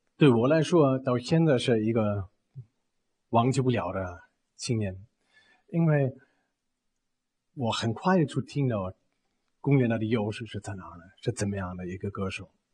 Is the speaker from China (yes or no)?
no; Bavaria, Germany; Chinese is a second language; moved away; 我们租了一个小房子，在农村，在巴伐利亚农村